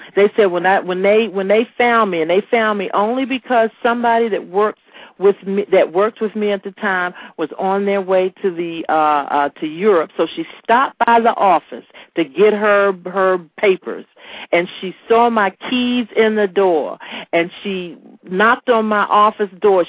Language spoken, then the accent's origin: English; Washington, District of Columbia, United States; I'm from Anacostia, D.C.